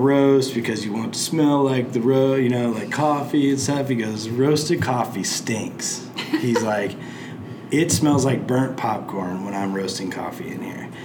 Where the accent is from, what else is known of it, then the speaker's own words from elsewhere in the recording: Plainfield, United States; my hometown of Plainfield